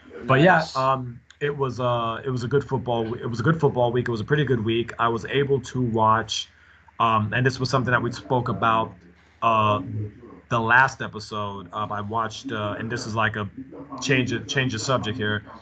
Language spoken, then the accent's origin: English; New York, United States; I was from New York